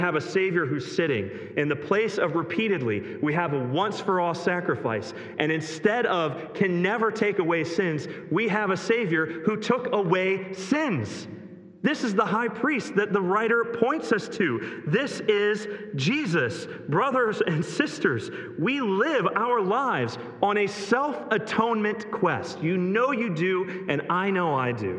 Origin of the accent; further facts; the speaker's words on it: Greene, Ohio, United States; moved away; That's my hometown, Greene, Ohio